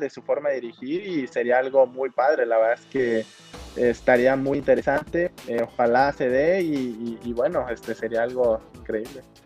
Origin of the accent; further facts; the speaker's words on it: Mexico; como mexicano